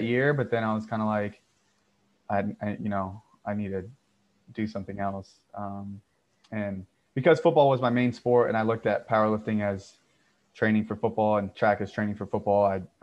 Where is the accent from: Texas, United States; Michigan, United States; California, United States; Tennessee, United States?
Texas, United States; also born or lived in Florida; I grew up in Texas playing high school football